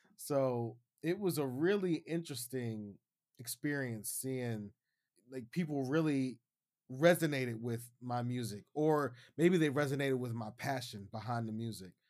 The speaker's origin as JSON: {"language": "English", "town": "Youngstown", "region": "Ohio", "country": "United States", "moved": "as an adult", "lives_now": "Shenzhen, China", "said": "I'm hailing from Youngstown, Ohio. I currently live in Shenzhen, China now."}